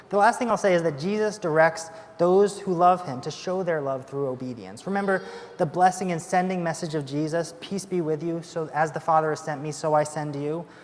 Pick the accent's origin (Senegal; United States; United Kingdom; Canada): United Kingdom; And we're British, so we definitely don't say we loved each other.